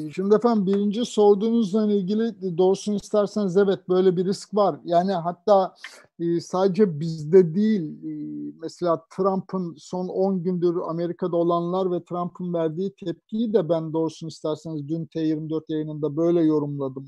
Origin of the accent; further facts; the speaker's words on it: Anatolia, Turkey; also born or lived in Ankara; now in Istanbul, Turkey; Yani ben de Anadolu'da bir terzi babanın çocuğuyum.